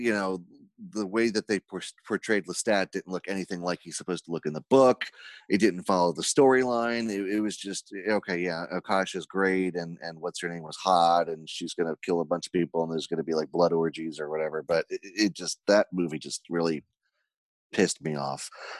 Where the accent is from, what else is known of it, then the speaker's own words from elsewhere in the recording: Ireland; I'm Irish, but I'm also Jewish, so I don't like to waste money.